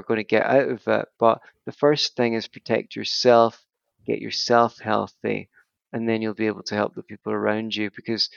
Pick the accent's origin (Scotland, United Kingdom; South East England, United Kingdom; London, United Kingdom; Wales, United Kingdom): Scotland, United Kingdom; Glasgow; The West End of Glasgow, for example, where I grew up in the South Side